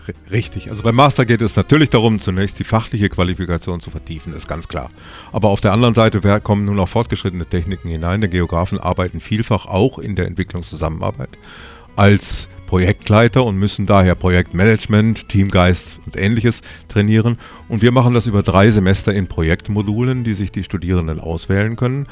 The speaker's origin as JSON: {"language": "German", "region": "North Rhine-Westphalia", "country": "Germany", "tie": "born or raised there", "also_born_or_lived": "Tyrol, Austria", "moved": "as an adult", "lives_now": "Innsbruck, Austria", "said": "ich bin ein gebürtiger Westfale, was man meiner Sprache wohl auch noch annimmt"}